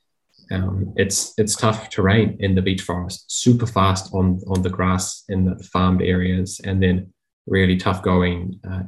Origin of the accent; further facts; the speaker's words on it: New Zealand; as a New Zealander